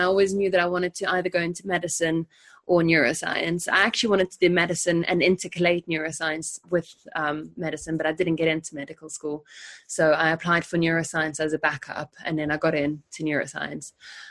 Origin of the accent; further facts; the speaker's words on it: South Africa; moved away as an adult; now in London, United Kingdom; And then I came to London when I was 19 from South Africa.